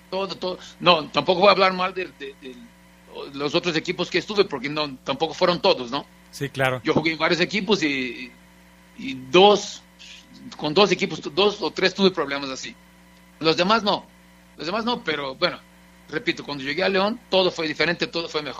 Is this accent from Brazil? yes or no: yes; Brazil; Spanish is a second language; moved away as an adult; now in Mexico; Ya, de hecho, ya llevo más años viviendo en México que en Brasil. Soy ahora sí, soy